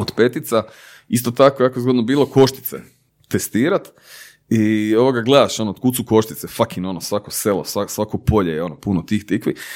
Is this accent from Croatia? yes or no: yes; Zagreb, City of Zagreb, Croatia; ja sam rođen kraj placa u Branimirove